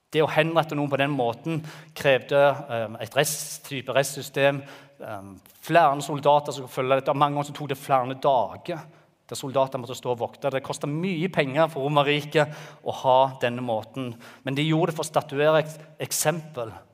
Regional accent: Jæren, Rogaland, Norway; moved away as an adult; Vi kommer fra Jæren og flytta ned her for åtte år siden

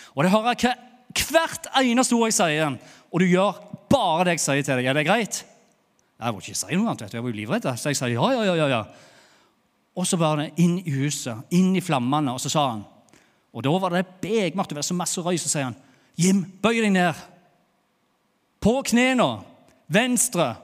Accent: Bryne, Rogaland, Norway; accent: Jærsk; moved away as an adult; now in Lyngdal, Norway; jeg er jo fra Bryne, har bodd i Lyngdal i åtte åtte år. Tenk, åtte år her i Lyngdal, og så snakker jeg ennå jærsk.

